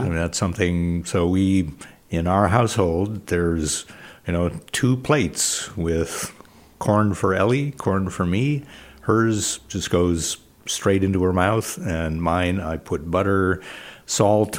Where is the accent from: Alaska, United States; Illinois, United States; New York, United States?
Illinois, United States; moved away; I grew up in Illinois, great corn in Illinois